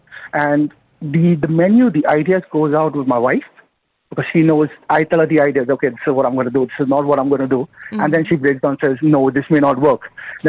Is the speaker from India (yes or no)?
yes; Mumbai, Maharashtra, India; moved away as an adult; now in Dubai, United Arab Emirates; I was born in Bombay, in Mumbai.